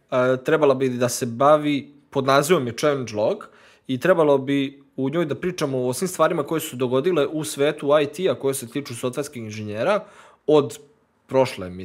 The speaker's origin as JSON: {"language": "Croatian", "town": "Novi Sad", "region": "Vojvodina", "country": "Serbia", "said": "dolazim iz Novog Sada"}